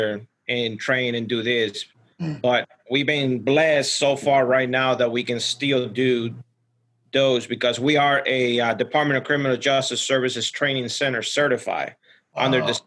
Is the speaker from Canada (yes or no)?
no; Ecuador; moved away; I was born and raised in Ecuador